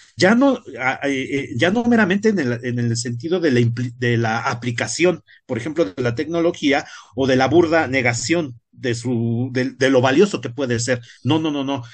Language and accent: Spanish; Mexico; nuestra sociedad como mexicanos